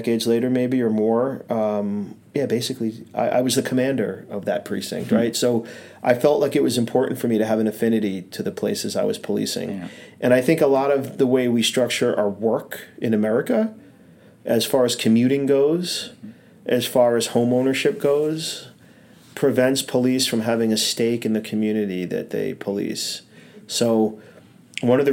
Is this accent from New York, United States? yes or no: yes; New York City, New York, United States; moved away as an adult; now in Burlington, United States; I was always a Brooklyn kid growing up in Brooklyn, living in Brooklyn, traveling to Manhattan for high school